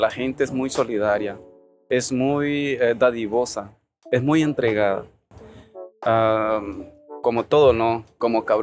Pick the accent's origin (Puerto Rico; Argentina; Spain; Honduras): Honduras; Yo soy hondureño, güey.